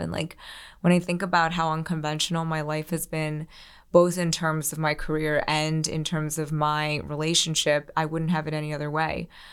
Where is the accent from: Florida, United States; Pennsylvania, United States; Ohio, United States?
Pennsylvania, United States; Philadelphia; moved away as an adult; also born or lived in New York City; I grew up outside of Philly